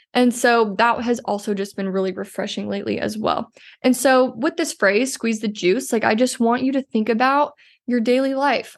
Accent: Iowa, United States; moved away; We are both from Iowa.

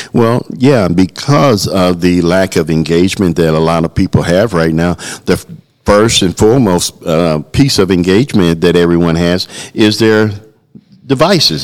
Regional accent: Chicago, Illinois, United States; I'm from the Chicagoland area

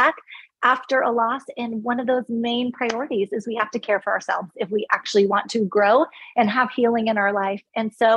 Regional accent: California, United States; moved away as an adult; also born or lived in Texas; now in Charleston, United States; Born and raised in California. Lived a bit in Texas with my first husband, then back to California. And now we have moved across the country to Charleston, South Carolina

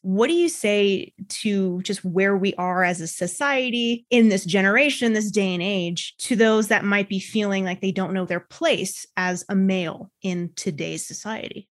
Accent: United States; I'm an American, I'm a woman, I'm a business owner.

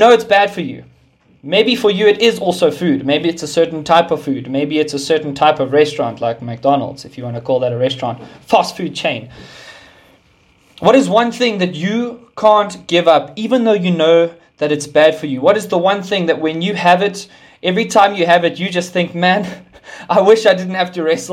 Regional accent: Sandton, Gauteng, South Africa; moved away as an adult; now in Pretoria, South Africa; I was born and raised in Sandton, and then God moved me to Pretoria beginning of this year

